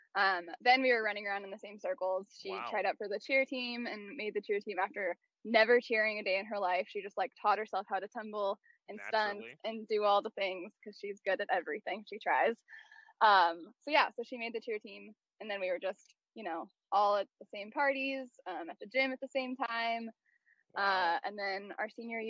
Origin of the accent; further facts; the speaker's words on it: Tacoma, Washington, United States; also born or lived in Portland, Oregon; for the first 6 years of my life, I lived there. And then my family moved to like the Tacoma area